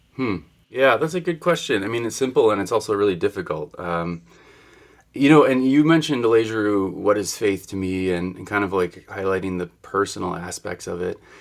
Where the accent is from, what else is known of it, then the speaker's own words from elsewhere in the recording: Wisconsin, United States; moved away; I come from Wisconsin